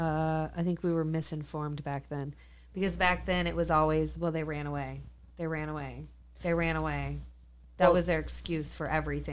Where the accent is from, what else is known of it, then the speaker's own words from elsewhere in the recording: Alpha, Illinois, United States; also born or lived in Moline, Illinois; we grew up in Alpha, too